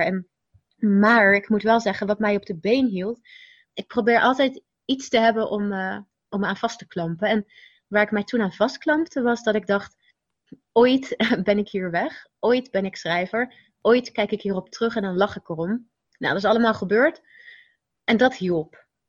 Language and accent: Dutch; Rotterdam, South Holland, Netherlands; de buurt waar ik opgroeide was wel heel druk. Rotterdam-Zuid, Pendrecht woonde ik